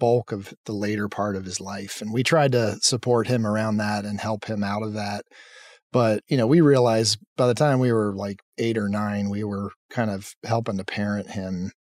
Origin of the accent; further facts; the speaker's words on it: Lancaster, Pennsylvania, United States; I grew up in Pennsylvania in a town called Lancaster.